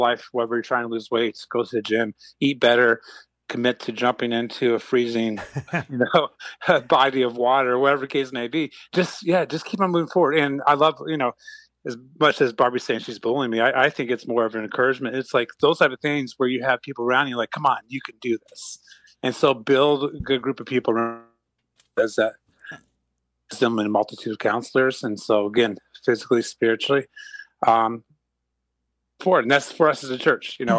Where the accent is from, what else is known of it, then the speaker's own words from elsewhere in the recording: Montreal, Quebec, Canada; moved away; I grew up in Montreal